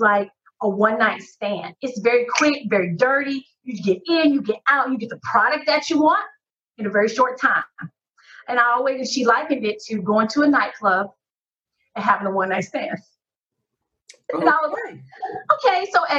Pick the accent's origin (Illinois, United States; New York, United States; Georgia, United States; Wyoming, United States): Georgia, United States; Decatur; I grew up in Decatur, Georgia, as we finally call it, the DEC